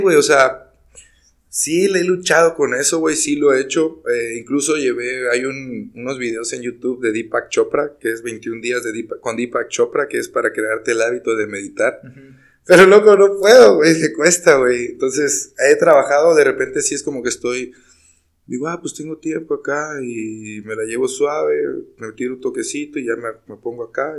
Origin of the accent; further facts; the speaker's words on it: Mexico; Como mexicanos celebramos la muerte